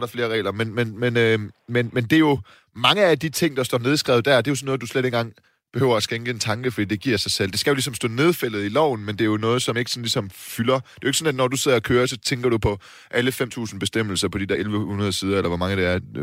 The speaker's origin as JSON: {"language": "Danish", "town": "Silkeborg", "region": "Central Denmark Region", "country": "Denmark", "tie": "born or raised there", "moved": "yes", "lives_now": "Copenhagen, Denmark", "said": "Silkeborg, min hjemby"}